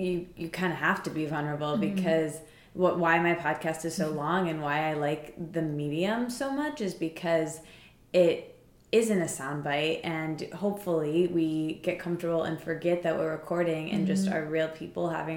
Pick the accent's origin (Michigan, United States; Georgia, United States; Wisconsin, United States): Michigan, United States; East Lansing; now in New York, United States; I'm from East Lansing.